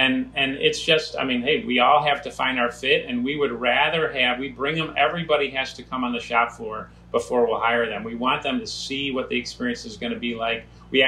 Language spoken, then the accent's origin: English; Cleveland, Ohio, United States; moved away as an adult; My wife's from Cleveland, I'm from Cleveland